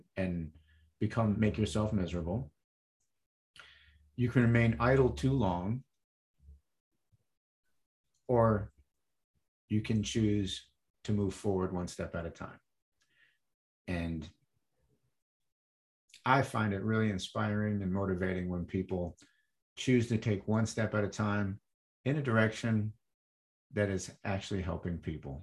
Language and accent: English; Michigan, United States; I grew up in Michigan and mid-Michigan, and it's cold